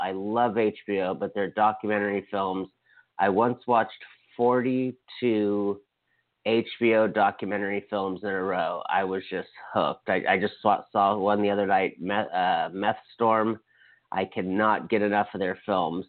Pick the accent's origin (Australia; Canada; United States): United States; as an American and a citizen and someone who voted